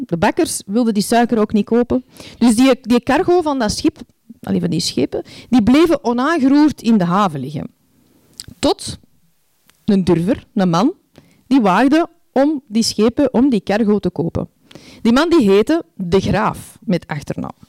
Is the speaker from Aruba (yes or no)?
no; Antwerp, Flanders, Belgium; moved away as an adult; zes jaar geleden verhuisden wij terug naar, naar mijn thuisstad Antwerpen.